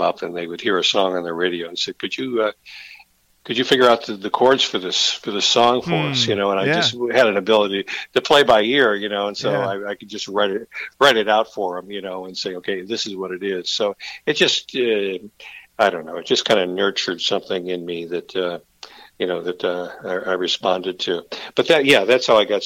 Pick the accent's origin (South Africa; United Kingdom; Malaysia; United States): United States; Virginia Beach, Virginia; moved away as an adult; now in Frederick County, Maryland, United States; I was from Virginia Beach